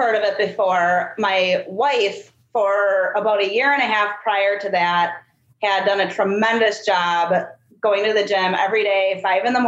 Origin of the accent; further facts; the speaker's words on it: Wisconsin, United States; accent: UP; moved away as an adult; now in Sacramento, United States; I'm from Wisconsin, so I have this weird accent too that most people can't really understand